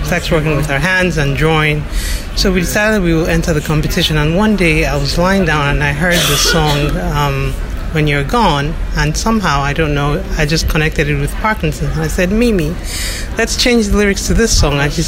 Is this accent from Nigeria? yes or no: yes; Nigeria; also born or lived in United States / South Africa; now in United Kingdom; I was born and raised in Nigeria, I've lived in the U.S., South Africa, but now I live in the United Kingdom